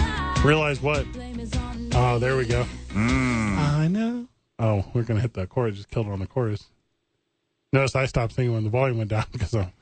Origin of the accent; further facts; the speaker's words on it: East St. Louis, Illinois, United States; now in Albuquerque, United States; I'm from East St. Louis